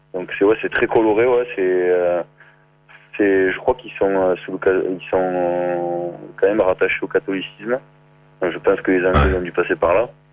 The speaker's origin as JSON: {"language": "French", "town": "Saint-Geniès-de-Fontedit", "region": "Occitania", "country": "France", "moved": "as an adult", "lives_now": "New Zealand", "said": "je suis de Saint-Geniès de Fontédy, euh, juste à côté de Béziers"}